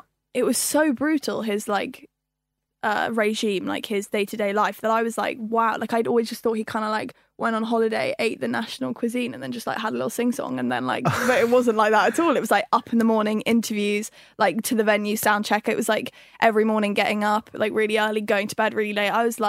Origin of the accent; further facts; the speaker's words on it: London, United Kingdom; I was born in London. Right. Born and raised here.